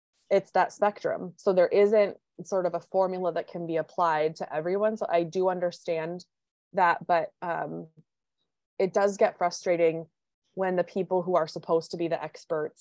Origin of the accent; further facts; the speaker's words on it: Minnesota, United States; accent: Minnesota; I live in Minnesota, if you couldn't tell by my accent